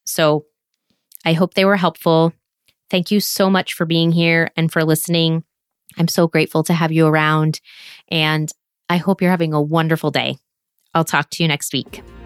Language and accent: English; United States; moved away as an adult; now in France